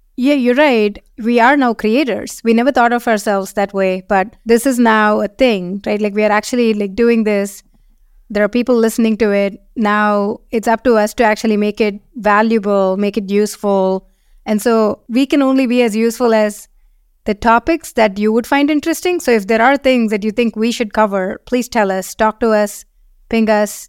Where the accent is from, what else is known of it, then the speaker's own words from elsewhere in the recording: India; moved away as an adult; also born or lived in Seattle, United States / San Francisco, United States; now in London, United Kingdom; we are from India